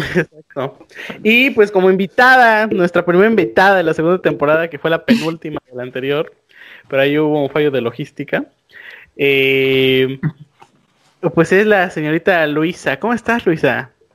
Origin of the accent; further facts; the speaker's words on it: Mexico; nosotros como mexicanos